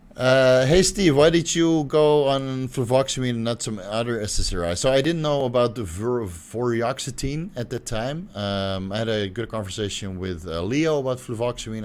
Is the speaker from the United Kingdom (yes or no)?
no; Netherlands; moved away; I'm from Holland